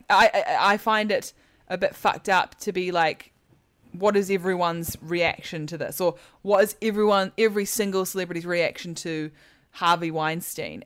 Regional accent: New Zealand; now in England; I'm from New Zealand and I live in England and I am not an American

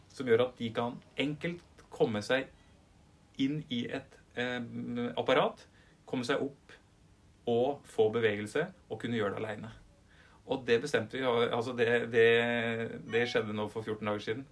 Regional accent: Upper Telemark, Norway; jeg er en dyslektiker fra Øvre Telemark

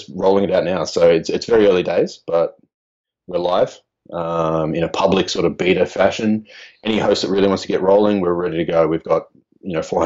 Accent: Australia; I'm Australian

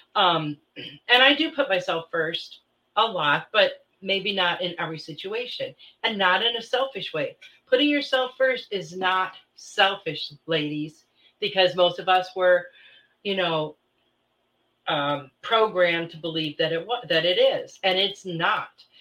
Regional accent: Midwest, United States; moved away; I grew up in the Midwest

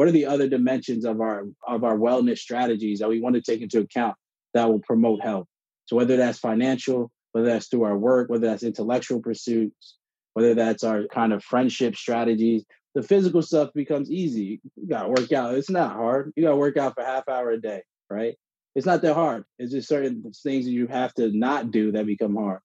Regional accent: South Orange, New Jersey, United States; I grew up in South Orange, New Jersey

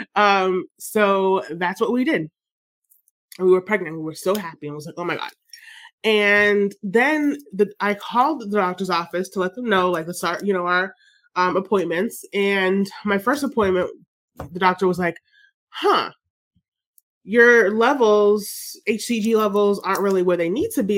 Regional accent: Jamaica; I'm Jamaican

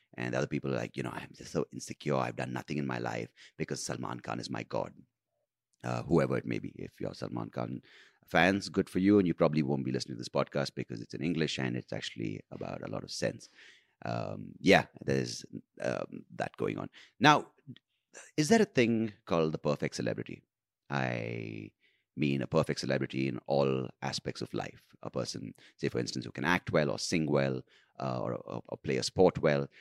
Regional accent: India

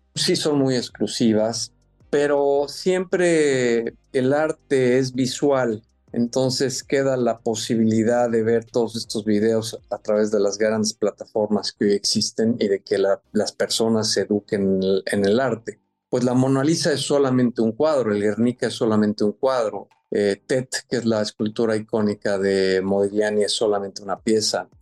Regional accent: Mexico; soy mexicano y soy orgullosamente mexicano

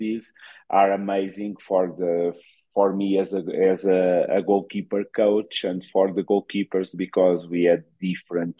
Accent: Queluz, Lisbon, Portugal; English is a second language; moved away as an adult; now in Ecuador; I'm from Queluz. It's a city close to Sintra in Lisbon.

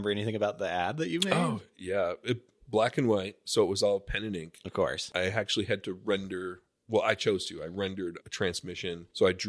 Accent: Buffalo, New York, United States; so I grew up in Buffalo, uh, New York.

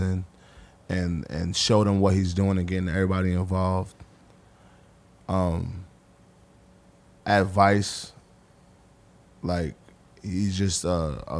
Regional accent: New York City, New York, United States; moved away as an adult; also born or lived in Jersey; now in New Jersey, United States; I'm the kid from Harlem

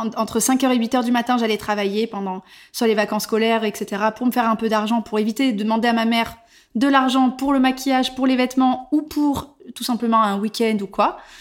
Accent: Bordeaux, Nouvelle-Aquitaine, France; moved away as an adult; also born or lived in Barcelona / Paris; Je suis originaire de Bordeaux

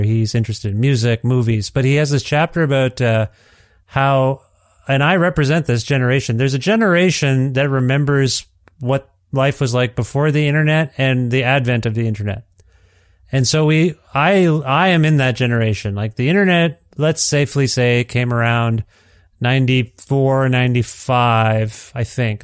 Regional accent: Ontario, Canada; moved away as an adult; now in Edmonton, Canada; I'm from Ontario. My family and I are from Ontario

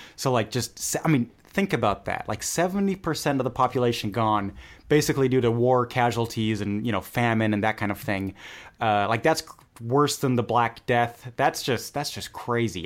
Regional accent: Germany; growing up in Germany

